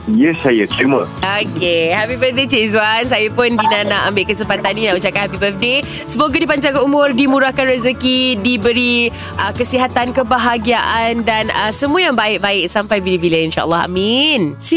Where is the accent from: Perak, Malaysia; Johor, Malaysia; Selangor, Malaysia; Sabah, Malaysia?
Johor, Malaysia; Muar; Ya, yeah, saya orang Johor, Muar.